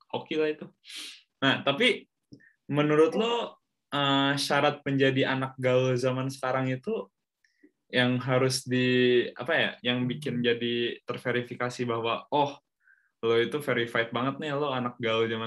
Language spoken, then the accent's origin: Indonesian; Bandung, West Java, Indonesia; walaupun gue orang Bandung ya tapi gue kan nggak tumbuh dan besar di Bandung